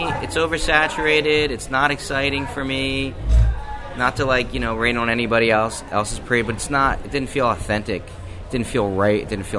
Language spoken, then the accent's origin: English; New Jersey, United States; But I am from Jersey, born and raised, and I've had a relationship with Jersey City on and off for 25 years.